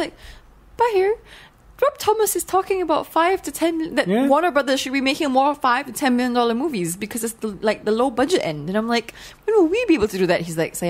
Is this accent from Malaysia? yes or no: yes; Malaysia; I'm Malaysian.